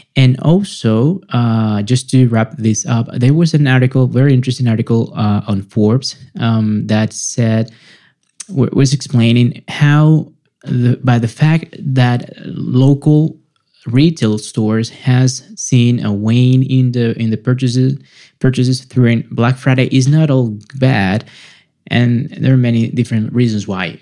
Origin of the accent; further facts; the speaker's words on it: Venezuela; moved away; back in my home country venezuela